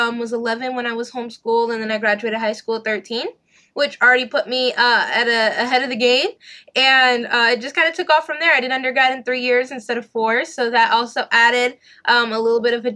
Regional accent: Texas, United States; also born or lived in Los Angeles, California; I was born in Los Angeles, and we didn't move here to Texas until I was in second grade.

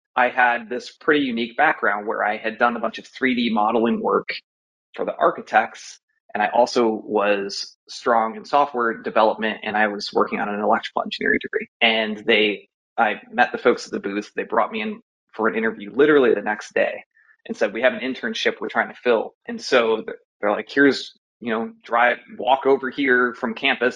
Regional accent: Maumee, Ohio, United States; also born or lived in Columbus, Ohio; grew up uh, in Ohio, actually, outside of Toledo, a small su- suburb called Maumee

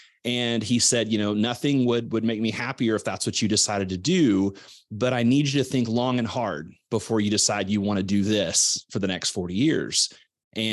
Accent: Missouri, United States; You know, I grew up in Southwest Missouri. My dad was a builder. My mom was a teacher.

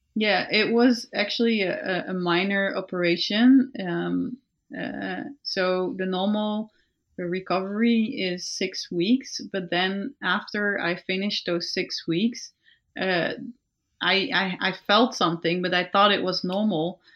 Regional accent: Netherlands; we're from the Netherlands and Belgium

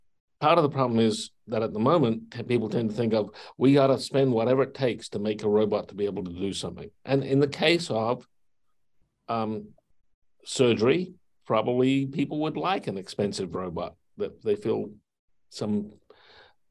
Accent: Adelaide, South Australia, Australia; moved away; When I grew up in Adelaide, South Australia

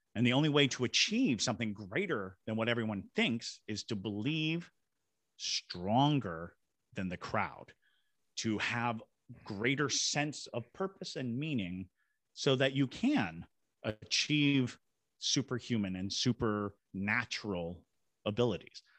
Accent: Shirley, Massachusetts, United States; also born or lived in Fort Devens, Massachusetts; now in Savannah, United States; I was born in Shirley, Massachusetts

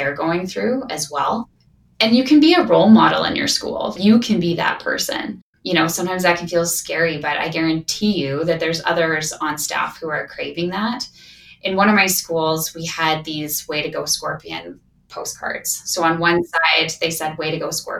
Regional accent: Saskatchewan, Canada; now in Calgary, Canada; I'm from Saskatchewan

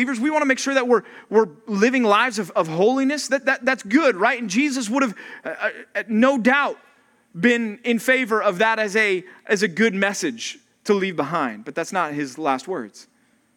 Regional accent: Texas, United States; now in California, United States; my home country called Texas.

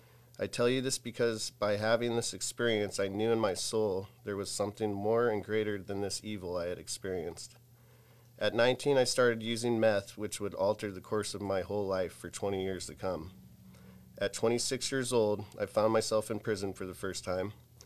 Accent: Pittsburgh, Pennsylvania, United States; born there; So I was born in Pittsburgh, Pennsylvania on October 31st, 1981 at Mercy Hospital

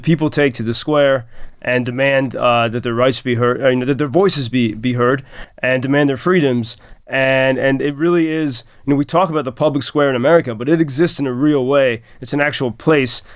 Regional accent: United States; also born or lived in Ireland (ancestry); as an American

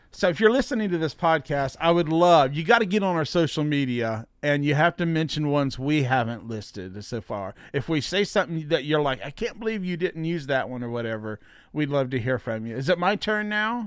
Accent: Alexandria, Virginia, United States; Kevin, who he and I grew up together out in Alexandria

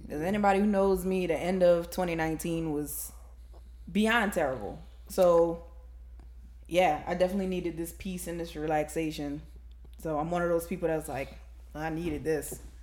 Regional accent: New Orleans, Louisiana, United States; I'm actually born and raised in New Orleans

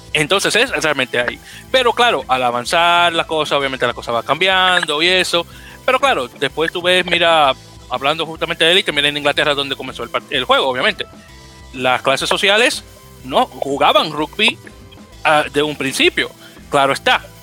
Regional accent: Dominican Republic; also born or lived in New York City, United States; now in New York, United States

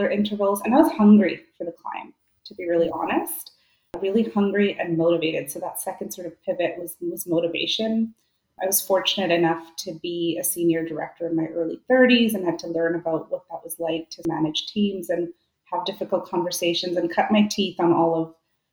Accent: India; also born or lived in Vancouver, Canada; now in Canada; growing up in India

